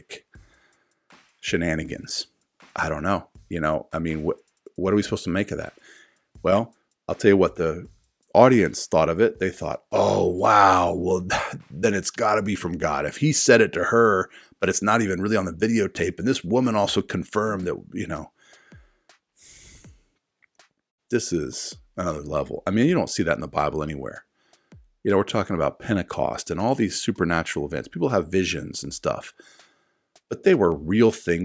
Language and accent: English; South Carolina, United States; my home state in South Carolina